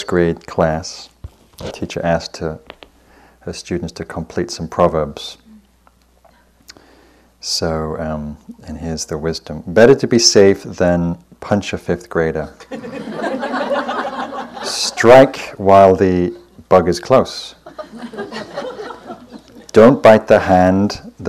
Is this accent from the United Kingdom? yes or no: yes; the north of England, United Kingdom; I grew up in Northern England